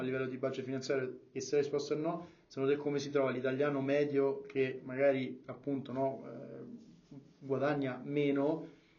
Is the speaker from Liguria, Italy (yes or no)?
no; Rome, Lazio, Italy; io sono di Roma, come si sente